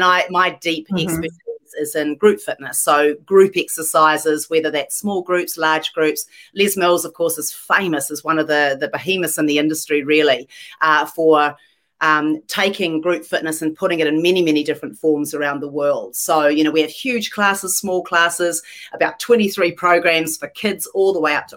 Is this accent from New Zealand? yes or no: yes; New Zealand; moved away as an adult; also born or lived in London, United Kingdom; now in Los Angeles, United States; I was born in London, actually. Dad was a doctor and was doing his postgrad over there. Spent my whole life in New Zealand growing up